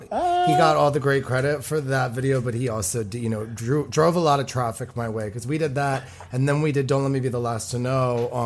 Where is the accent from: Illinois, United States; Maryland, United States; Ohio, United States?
Maryland, United States; I mean, I grew up in Maryland.